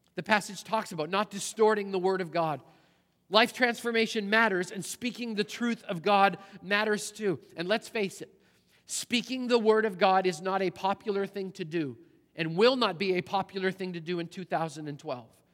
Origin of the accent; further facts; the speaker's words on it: Canada; moved away; the church I grew up in back in Canada